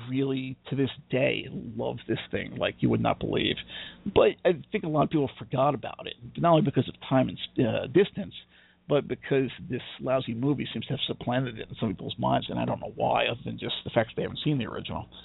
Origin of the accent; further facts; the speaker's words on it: United Kingdom; I'm British. I know how to handle this. We we know how to queue up like nobody's business.